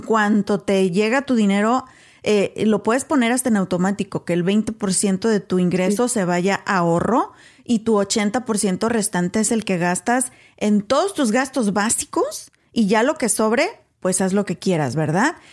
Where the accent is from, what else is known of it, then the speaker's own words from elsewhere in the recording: Mexico; moved away; soy mexicana